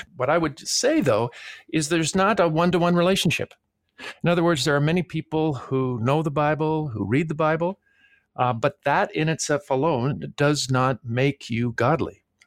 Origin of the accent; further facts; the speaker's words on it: Toronto, Ontario, Canada; I grew up in Toronto, Canada, so I don't have any accent at all